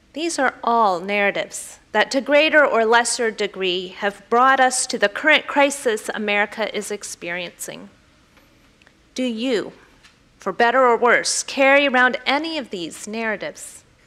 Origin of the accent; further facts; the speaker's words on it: the Bible Belt, United States; I grew up in the Bible Belt